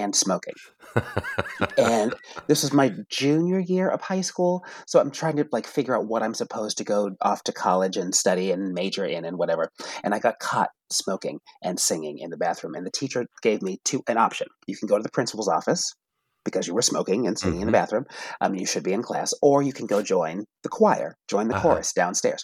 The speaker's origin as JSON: {"language": "English", "town": "Randolph", "region": "Massachusetts", "country": "United States", "tie": "born or raised there", "said": "growing up in New England in a predominantly Jewish town in just south of Boston"}